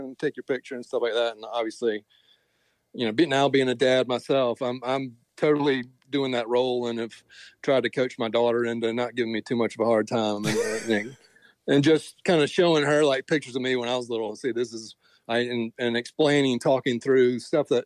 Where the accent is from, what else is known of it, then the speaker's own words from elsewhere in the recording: Columbia, South Carolina, United States; moved away; I was born here in Columbia, but I've moved around